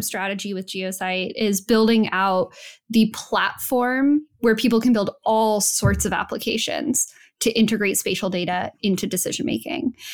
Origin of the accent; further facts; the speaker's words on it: New Mexico, United States; moved away; I'm from New Mexico.